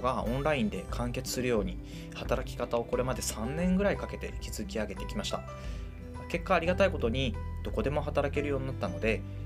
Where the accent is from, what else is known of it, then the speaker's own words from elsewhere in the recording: Fukui, Japan; now in Ono, Japan; 1983年福井県で生まれました